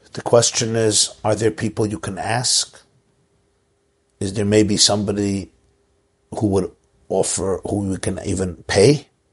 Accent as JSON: {"language": "English", "town": "Brooklyn", "region": "New York", "country": "United States", "tie": "born or raised there", "said": "I grew up in Brooklyn"}